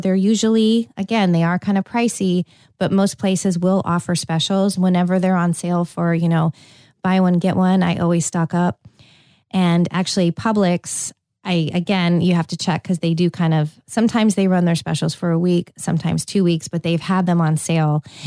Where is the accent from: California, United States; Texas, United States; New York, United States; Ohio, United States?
California, United States; moved away; I grew up in California